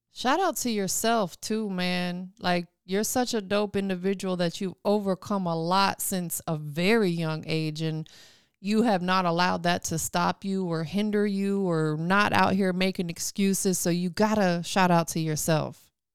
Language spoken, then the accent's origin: English; Tampa, Florida, United States; moved away as an adult; now in Atlanta, United States; I'm from Tampa, born and raised.